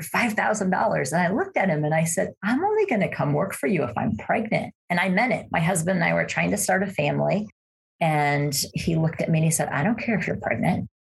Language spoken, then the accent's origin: English; Cleveland, Ohio, United States; now in Idaho, United States; I grew up in Cleveland, Ohio